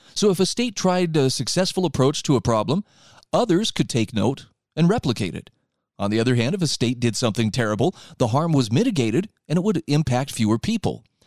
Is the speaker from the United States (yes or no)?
yes; Utah, United States; here in my home state of Utah